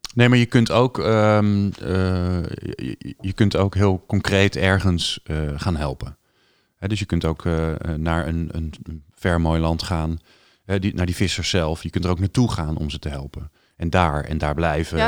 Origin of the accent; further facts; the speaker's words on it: Netherlands; wij worden als Hollanders in het buitenland als bot gezien